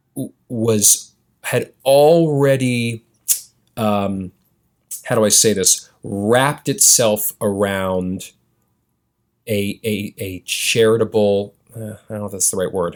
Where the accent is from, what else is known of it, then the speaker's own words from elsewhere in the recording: New York City, New York, United States; I was born and raised in Chelsea